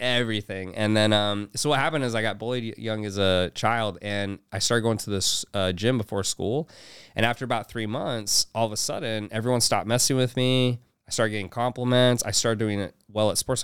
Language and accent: English; Houston, Texas, United States; also born or lived in Utah; i was born in utah but i was raised in houston